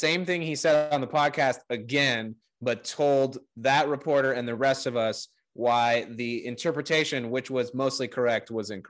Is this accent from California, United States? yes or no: yes; Bay Area, California, United States; We're from the Bay Area.